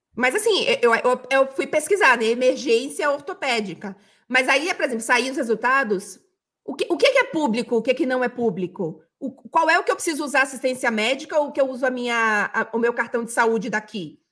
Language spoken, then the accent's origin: Portuguese; Bahia, Brazil; moved away; also born or lived in Rio de Janeiro; eu me identifiquei cada vez mais com Bahia quando eu saí da Bahia, justamente porque eu precisava dessa conexão